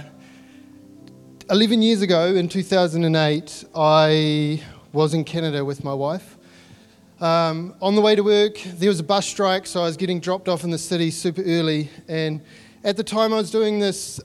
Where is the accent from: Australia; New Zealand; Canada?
New Zealand; accent: Kiwi; my Kiwi accent.